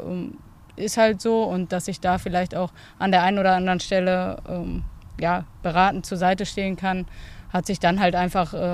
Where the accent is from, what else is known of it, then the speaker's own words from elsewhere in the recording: Bochum, North Rhine-Westphalia, Germany; so als echtes Kind des Ruhrgebiets. {S1} Ja. Und {S0} ich, äh, ja, wie gesagt, meine Wurzeln hier habe, ähm, in Bochum geboren bin, auch nach wie vor Bochumerin bin